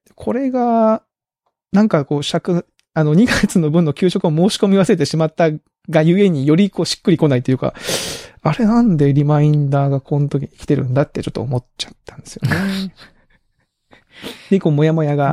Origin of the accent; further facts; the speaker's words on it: Kagoshima, Japan; moved away; 鹿児島のうちの実家の母